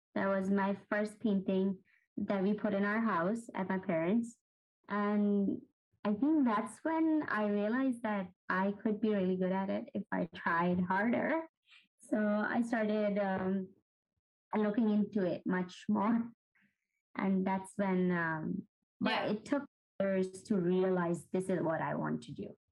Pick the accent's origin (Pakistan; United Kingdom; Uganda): Pakistan; moved away as an adult; now in Chicago, United States; I was born and raised in Pakistan, and I've been living in Chicago for about almost nine years now.